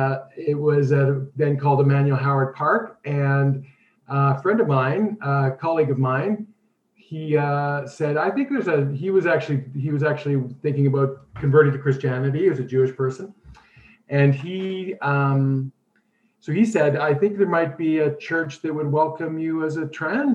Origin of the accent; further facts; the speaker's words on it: Winnipeg, Manitoba, Canada; I grew up in Winnipeg